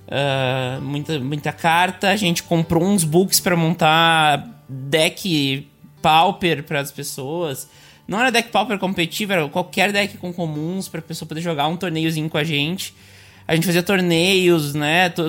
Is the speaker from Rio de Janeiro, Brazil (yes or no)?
no; Montenegro, Rio Grande do Sul, Brazil; Eu sou de Montenegro, mas é, recém saí de Montenegro, na real, nasci né? e criada lá.